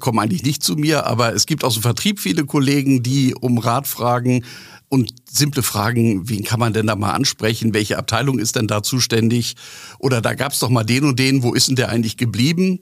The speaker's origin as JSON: {"language": "German", "region": "Northern Germany", "country": "Germany", "said": "Als Norddeutscher"}